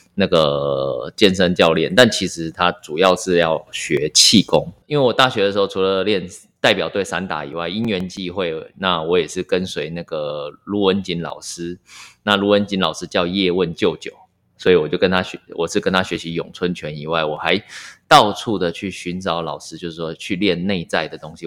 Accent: Miaoli County, Taiwan; 我是在苗栗长大的，那可能在乡，乡下嘛

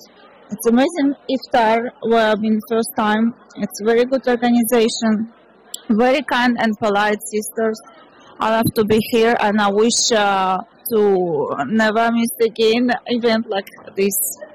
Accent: Ukraine; now in Australia; I'm from Ukraine. I'm so happy to be a member of our community in Australia. I'm from Ukraine

